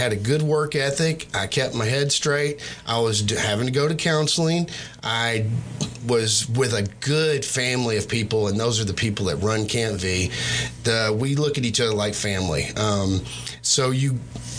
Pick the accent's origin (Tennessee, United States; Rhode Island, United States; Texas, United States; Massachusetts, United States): Texas, United States; Marshall; moved away as an adult; I'm actually originally from Marshall